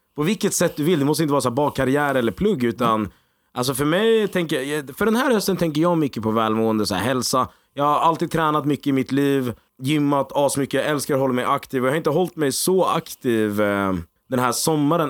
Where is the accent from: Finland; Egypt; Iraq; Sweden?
Egypt; jag är egyptier också